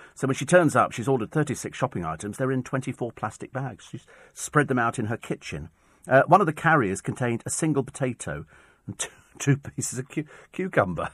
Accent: United Kingdom; I'm British.

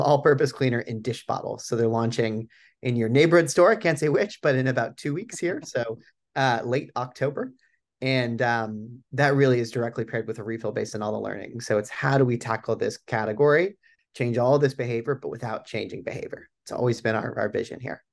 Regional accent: Boulder, Colorado, United States; moved away as an adult; I'm born and raised in Boulder, Colorado

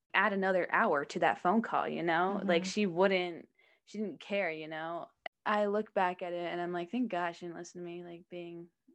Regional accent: Scottsdale, Arizona, United States; growing up in Scottsdale

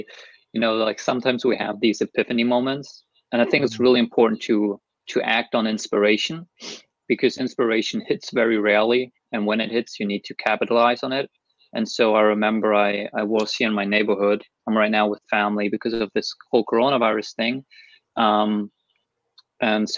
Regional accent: Germany; I'm from Germany

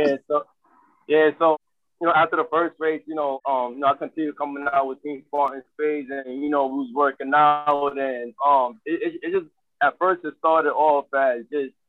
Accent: New York City, New York, United States; now in Bronx, New York, United States; I was born and raised in Harlem. So I moved out here to the Bronx 2014

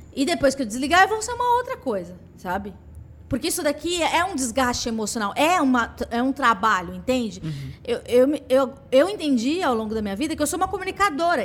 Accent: São Paulo, Brazil; nasci no Capão Redondo

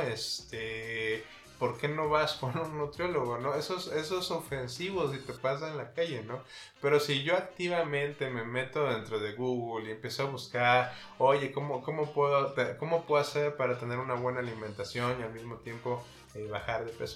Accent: Mexico; nosotros como mexicanos

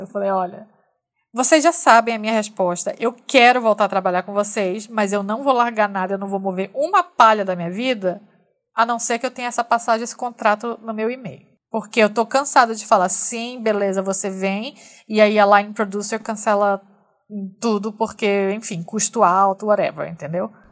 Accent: Manaus, Amazonas, Brazil; eu sou de Manaus, nascida e criada em Manaus

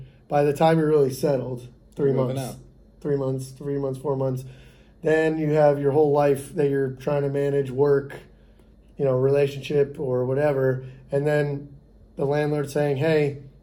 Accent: Boca Raton, Florida, United States; Where I grew up in West Boca, it was pretty much all families.

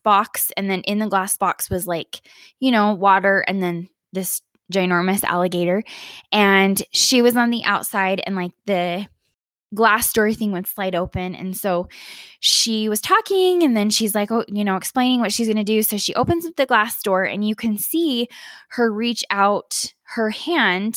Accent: Utah, United States; moved away as an adult; now in Colorado, United States; I live in Colorado now, but I grew up in Utah my whole life, basically.

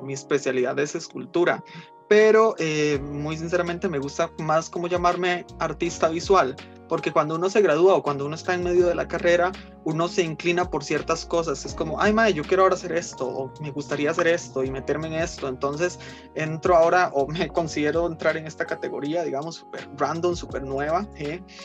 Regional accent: Costa Rica; also born or lived in Nicaragua; yo hablaba como cualquier otro chiquito de, aquí, digamos, porque me crié aquí.

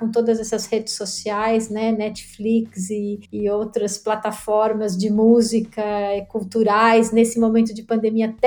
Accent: São Paulo, Brazil; moved away as an adult; Então eu saí de São Paulo com 23 para 24 anos. Isso significa que eu já vivi maior parte da minha vida longe de São Paulo.

